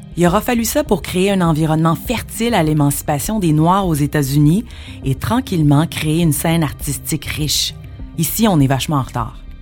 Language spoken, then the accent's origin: French; Montreal, Quebec, Canada; je suis née à Montréal